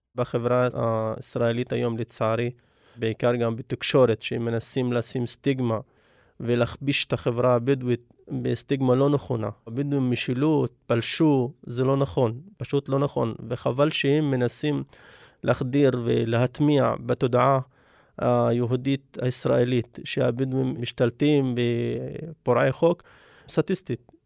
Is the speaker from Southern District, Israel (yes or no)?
yes; Negev, Southern District, Israel; אני מגיע מכפר לא מוכר, כפר שגובל בדיוק בגבולות של אה, כפר מוכר, יישוב קבע שנקרא אבו קרינת